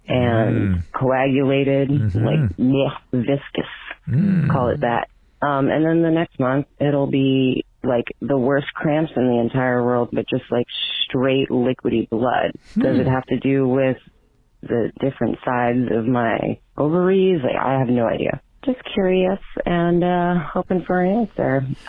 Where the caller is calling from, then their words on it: Boston, Massachusetts, United States; I'm 32 from Boston